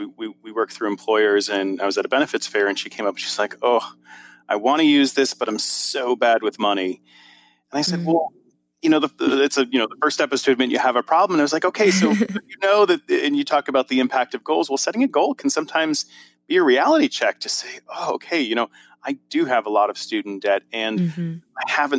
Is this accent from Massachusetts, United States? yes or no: yes; Boston, Massachusetts, United States; I love SMART goals, and I'm from Boston, so I have to make sure the R is hard.